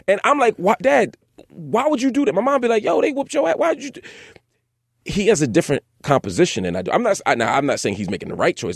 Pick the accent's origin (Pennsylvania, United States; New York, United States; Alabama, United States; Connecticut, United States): Pennsylvania, United States; Philadelphia; I grew up in North Philly for most of my childhood